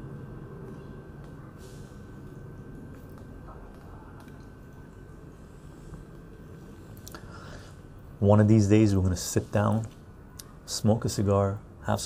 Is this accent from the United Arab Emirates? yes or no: no; Canada; first language Armenian; English is a second language; also born or lived in Tehran, Iran; most of my life I've been in Canada. I'm a Canadian.